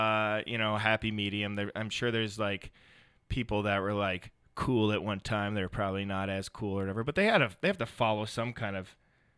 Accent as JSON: {"language": "English", "town": "Brooklyn Park", "region": "Minnesota", "country": "United States", "tie": "born or raised there", "said": "I grew up in Minnesota. Oh, amazing! The suburbs of Minnesota called Brooklyn Park, and you know, it's pretty much like lower middle class, I would say"}